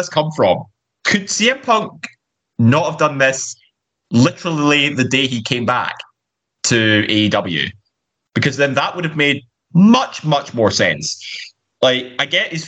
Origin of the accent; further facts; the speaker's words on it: Glasgow, Scotland, United Kingdom; we're both Glaswegian